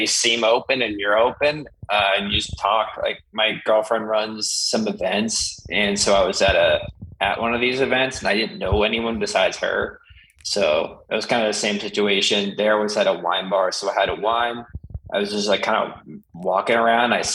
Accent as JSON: {"language": "English", "town": "Sudbury", "region": "Massachusetts", "country": "United States", "tie": "born or raised there", "moved": "yes", "lives_now": "Austin, United States", "said": "I grew up in Sudbury, Mass."}